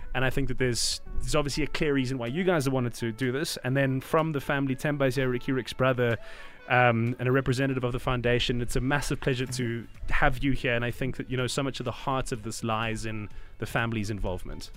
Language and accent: English; South Africa; as a South African